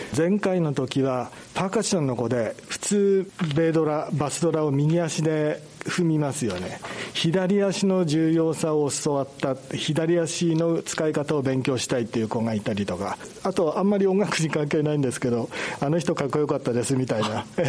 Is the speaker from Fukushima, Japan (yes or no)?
yes; Hamadori area, Fukushima, Japan; この辺の人たち我々地元だともう震災から10年以上経ってて住んでるのが当たり前